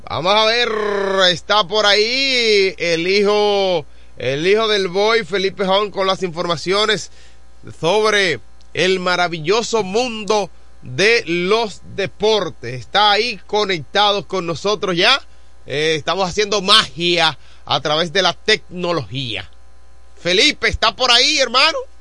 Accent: Dominican Republic; Yo soy de Baté

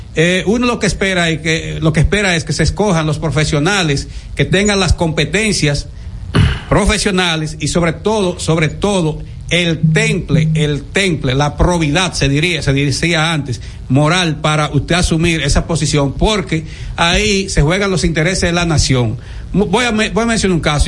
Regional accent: Dominican Republic; como dominicano

